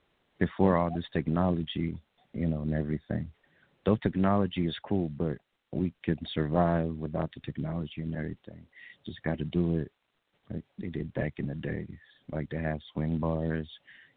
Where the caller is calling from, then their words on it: Nashville, Tennessee, United States; I'm calling from Nashville, Tennessee.